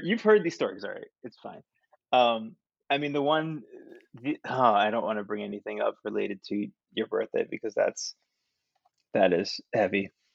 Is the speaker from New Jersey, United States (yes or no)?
yes; New Jersey, United States; moved away as an adult; also born or lived in Queens, New York City; I'm from Jersey